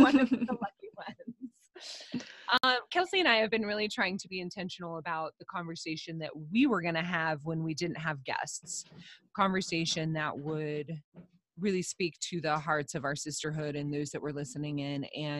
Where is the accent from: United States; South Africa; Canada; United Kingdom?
United States; Utah; the religious culture that I grew up in here in Utah, in the Beehive State